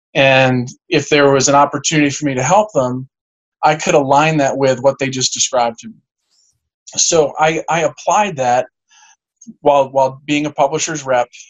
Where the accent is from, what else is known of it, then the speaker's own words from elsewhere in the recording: Garden City, New York, United States; also born or lived in Suffolk County, New York / Cooperstown, New York; we grew up in in Garden City